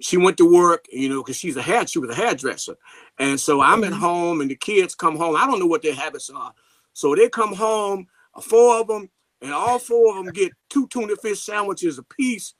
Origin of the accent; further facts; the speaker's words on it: St. Louis, Missouri, United States; I'm from St. Louis, Missouri